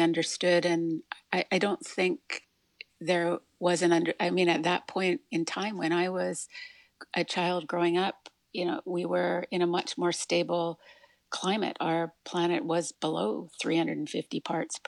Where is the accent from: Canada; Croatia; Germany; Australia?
Canada; Alberta; moved away as an adult; also born or lived in New York City area; now in New York City, United States; I was born and raised in Canada, in Alberta, and I spent now half my life in the New York City area